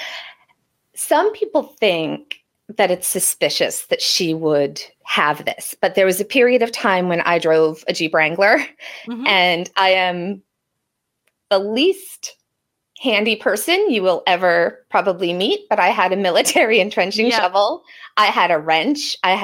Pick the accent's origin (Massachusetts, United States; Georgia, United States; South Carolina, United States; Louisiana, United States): Massachusetts, United States; Cape Cod; growing up on Cape Cod, driving as frequently as I have to Provincetown